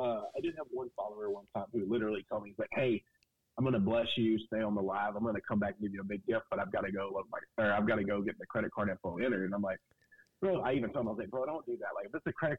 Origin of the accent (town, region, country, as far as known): Burlington, North Carolina, United States; born or raised there; moved away as an adult; now in Fort Worth, United States